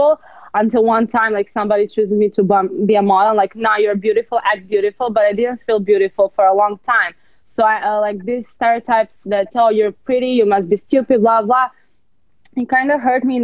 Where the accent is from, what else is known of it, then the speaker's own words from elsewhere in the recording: Serbia; now in Los Angeles, United States; I'm from Serbia.